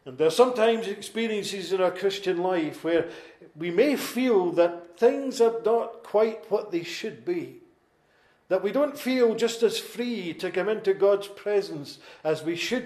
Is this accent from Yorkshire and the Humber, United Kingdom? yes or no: no; Lanarkshire, Scotland, United Kingdom; accent: Lanarkshire; my Lanarkshire accent